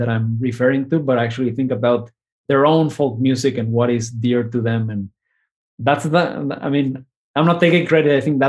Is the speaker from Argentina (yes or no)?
yes; Argentina; I am from Argentina, and it made me think about growing up in Argentina.